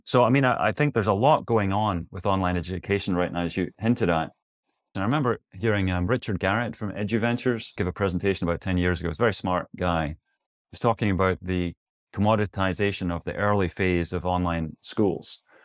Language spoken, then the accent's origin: English; Scotland, United Kingdom; moved away; also born or lived in New York City / Tempe, Arizona; As you can tell from my accent, or maybe you can't, I'm originally from Scotland